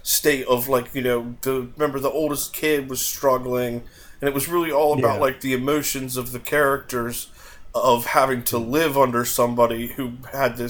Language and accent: English; United States; me just being an American